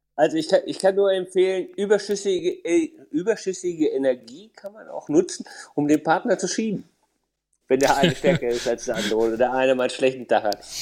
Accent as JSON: {"language": "German", "country": "Germany", "said": "als äh, Deutscher"}